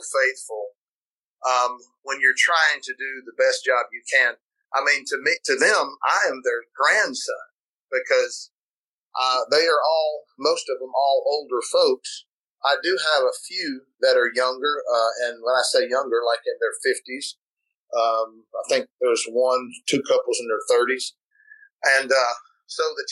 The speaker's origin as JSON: {"language": "English", "region": "Florida", "country": "United States", "moved": "as an adult", "lives_now": "South Carolina, United States", "said": "I'm from Florida"}